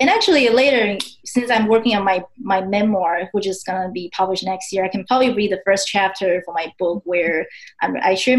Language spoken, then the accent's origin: English; Taipei, Taiwan; English is a second language; moved away as an adult; also born or lived in Texas, United States; now in United States; Taipei, which is my hometown